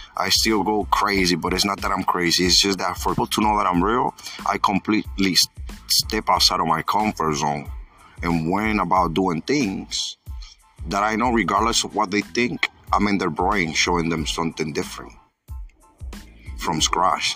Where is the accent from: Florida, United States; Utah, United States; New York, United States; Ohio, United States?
New York, United States; I'm from New York